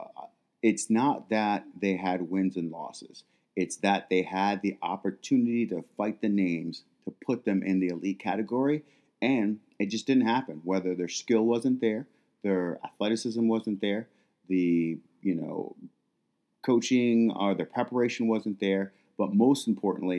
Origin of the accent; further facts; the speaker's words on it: Minneapolis, Minnesota, United States; moved away; I am from Minneapolis, Minnesota, and the death that happened, to Floyd and the protesting, all of that is where my childhood used to be